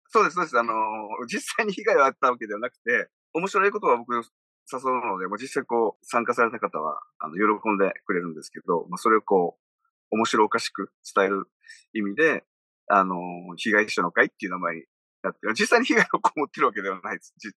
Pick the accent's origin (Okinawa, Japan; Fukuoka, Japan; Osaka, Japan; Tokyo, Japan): Okinawa, Japan; 生まれも育ちも沖縄県。